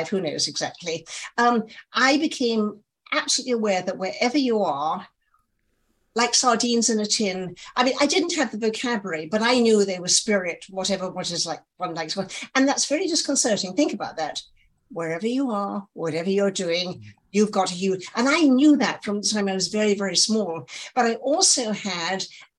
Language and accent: English; England, United Kingdom; moved away as an adult; now in New York, United States; you're in England, and obviously I'm English